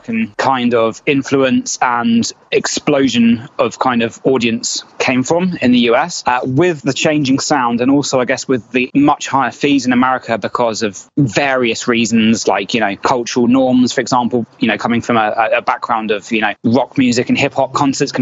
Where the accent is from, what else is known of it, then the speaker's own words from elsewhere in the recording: United Kingdom; moved away as an adult; now in United States; We're British.